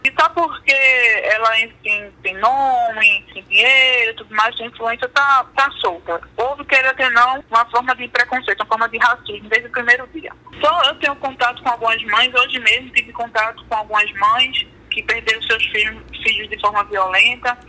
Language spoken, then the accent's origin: Portuguese; Brazil; sou brasileira